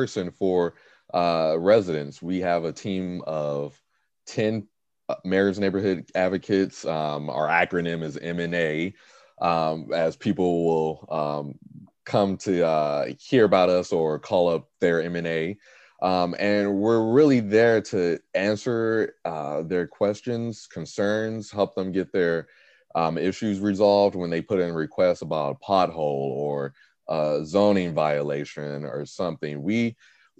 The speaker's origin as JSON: {"language": "English", "town": "Gary", "region": "Indiana", "country": "United States", "tie": "born or raised there", "also_born_or_lived": "Carmel, Indiana", "said": "I'm from Gary, Indiana. I was born, raised there since 1994"}